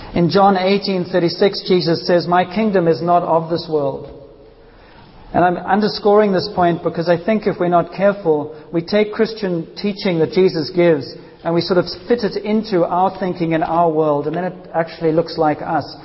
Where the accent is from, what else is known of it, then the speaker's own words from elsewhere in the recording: South Africa; I grew up in South Africa